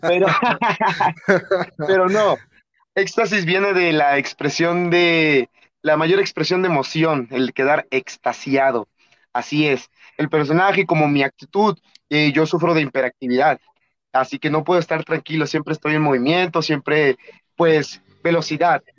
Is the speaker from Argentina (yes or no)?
no; Atlixco, Puebla, Mexico; moved away as an adult; now in Mexico City, Mexico; yo soy de Puebla, originado de Atlixco, Puebla